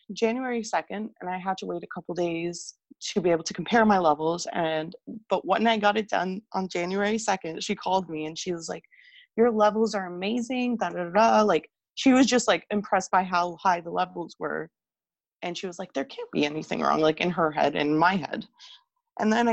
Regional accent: Canada; I'm from Canada

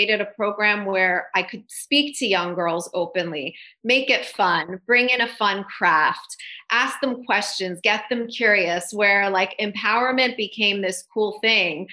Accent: Toronto, Ontario, Canada; moved away as an adult; now in United States; I'm from Toronto originally. So when I left Toronto

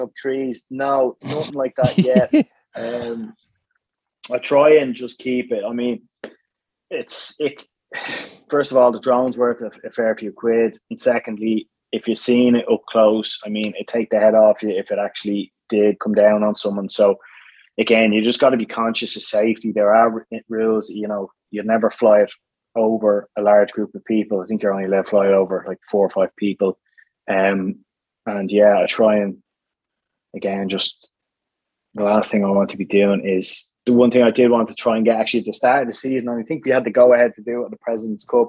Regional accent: Dublin, Leinster, Ireland; also born or lived in Firhouse; now in Tallaght, Ireland; I'm from Ballyroan originally, and from down the road a little bit, but I would have moved up to Fir House about 5 years ago and then up to Talla in the last 2 years

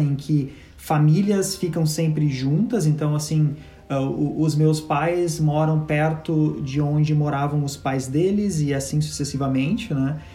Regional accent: Brazil; moved away as an adult; also born or lived in Montreal, Canada; A gente nasceu no Brasil

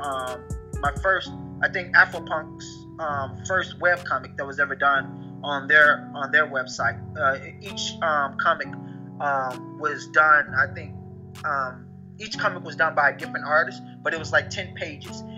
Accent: Chicago, Illinois, United States; so I'm from originally from Chicago. Um, I live outside Chicago right now.

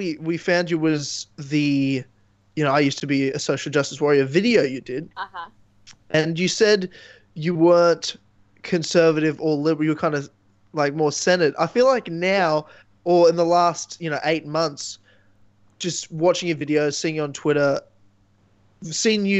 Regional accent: Queensland, Australia; also born or lived in Melbourne; I grew up in Queensland, which is, you know, our Texas.

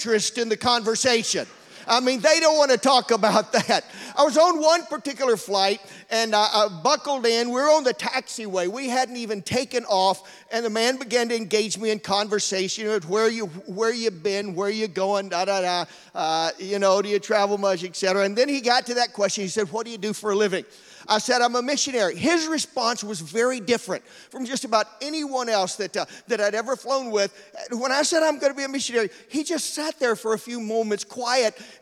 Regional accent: Georgia, United States; moved away; also born or lived in Florida; I grew up in Georgia. We don't have any Italians down there

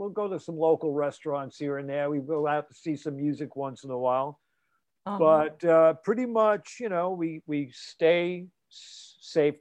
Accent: New York City, New York, United States; I grew up basically three blocks from Brooklyn College and Midwood High School.

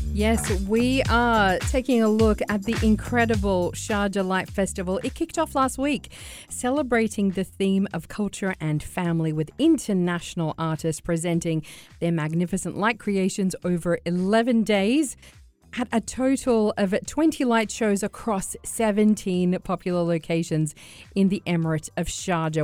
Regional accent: Sydney, New South Wales, Australia; I'm from Sydney

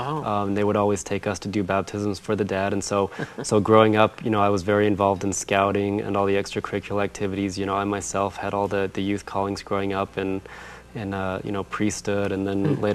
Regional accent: Riverton, Utah, United States; also born or lived in Farmington, New Mexico / Orlando, Florida; I was born in Farmington, New Mexico, but I was raised in Utah, in the Salt Lake area.

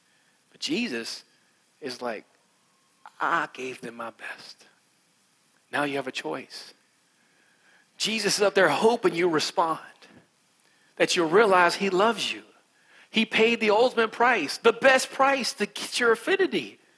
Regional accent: West Virginia, United States; accent: West Virginia; I'm from West Virginia. Because I'm from West Virginia, I'm country, and I have an accent like this. And this is my normal accent.

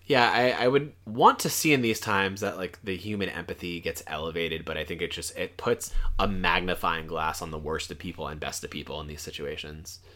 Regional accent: South Florida, United States; I'm from the South

